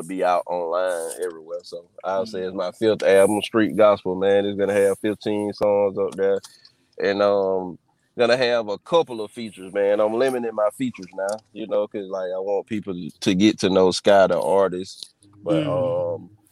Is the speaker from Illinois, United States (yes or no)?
no; Blakely, Georgia, United States; now in Mobile, United States; I was born and raised in Blakely, Georgia